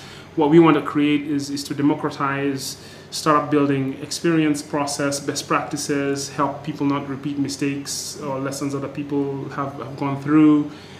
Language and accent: English; Nairobi, Kenya; moved away; also born or lived in United States; being a Nairobi baby